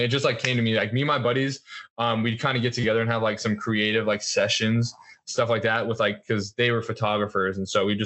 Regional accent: Colorado, United States; where I grew up in Colorado

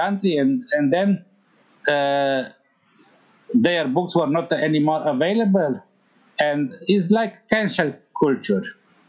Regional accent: Timișoara, Timiș County, Romania; because I am from Timișoara, which is near the border of Hungary and Yugoslavia

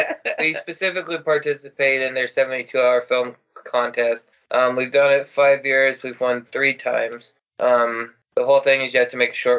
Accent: Midwest, United States; because we're from the Midwest originally, so we say Aunt.

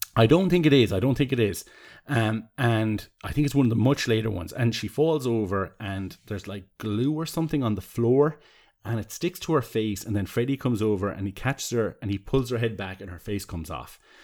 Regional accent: Tramore, Munster, Ireland; I grew up in Seaside Town, where you could see the light of a, of a, of a lighthouse from kind of my house. Um, and when the, the fog used to kind of come in over the, the cliffs of Tremor, the southeast of Waterford

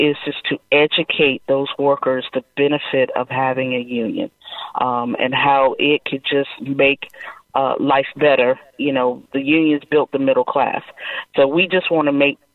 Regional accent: Charleston, South Carolina, United States; I am a South Carolina native, born and raised in Charleston, never left

